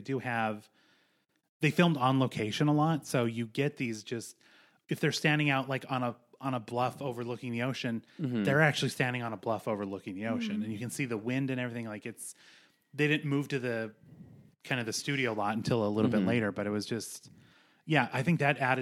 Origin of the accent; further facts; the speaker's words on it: Montana, United States; I grew up in Montana